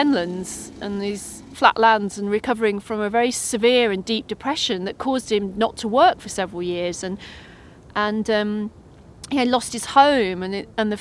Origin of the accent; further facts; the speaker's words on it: Northamptonshire, East Midlands, United Kingdom; I grew up in Northamptonshire